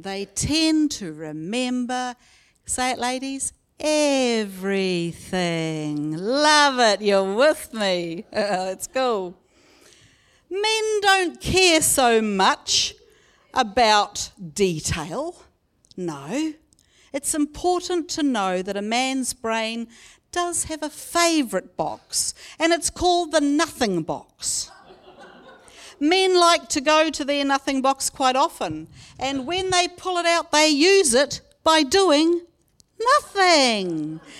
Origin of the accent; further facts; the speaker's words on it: Raglan, Waikato, New Zealand; My family, growing up in Kaurawa near Raglan, lived only a few minutes away from my auntie and uncle and cousins.